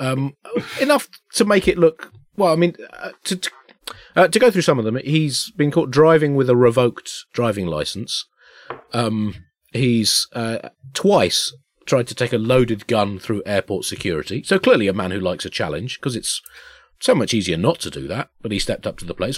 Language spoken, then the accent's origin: English; Tunbridge Wells, South East England, United Kingdom; we grew up in Tunbridge Wells